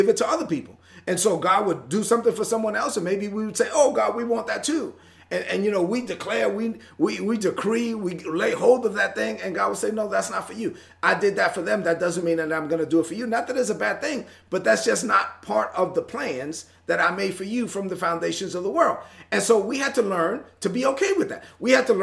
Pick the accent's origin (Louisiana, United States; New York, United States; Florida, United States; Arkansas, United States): New York, United States; New York City; I was born and raised in Brooklyn